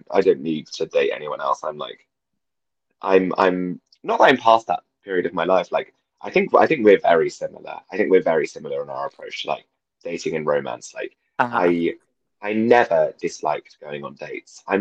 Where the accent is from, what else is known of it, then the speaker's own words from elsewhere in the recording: London, United Kingdom; I came from London, I went to school in Shepherd's Bush